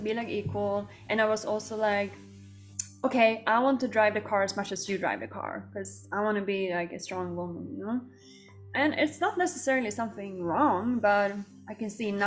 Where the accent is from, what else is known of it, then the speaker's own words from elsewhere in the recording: Sweden; now in Bali, Indonesia; I grew up in Sweden